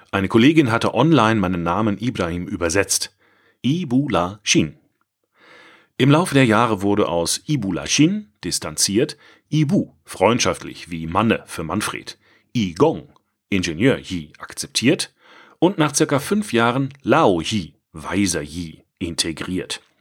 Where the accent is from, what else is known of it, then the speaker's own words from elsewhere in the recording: Altensteig, Baden-Württemberg, Germany; also born or lived in China; Am Rande erwähnt, ich bin in der Perle des Schwarzwaldes aufgewachsen. Gruß an die Leser vom schönen Altensteig.